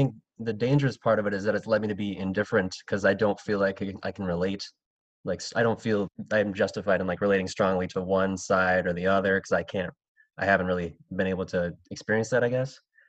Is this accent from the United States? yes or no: no; Philippines; I mean, being Filipino